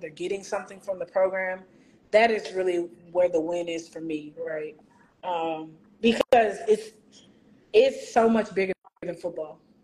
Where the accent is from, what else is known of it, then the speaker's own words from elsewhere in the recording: Houston, Texas, United States; Houston, ma'am